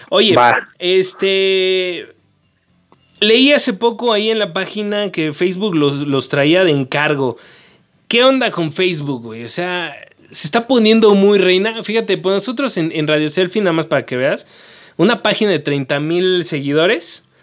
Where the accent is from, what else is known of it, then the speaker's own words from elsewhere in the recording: Mexico City, Mexico; Yo, soy el clásico chilango que las conoce por colores